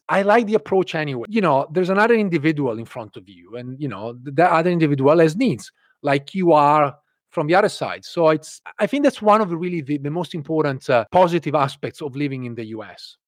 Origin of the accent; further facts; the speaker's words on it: Italy; English is a second language; moved away as an adult; also born or lived in London / Ireland; now in United States; I grew up in Italy, where we have universal healthcare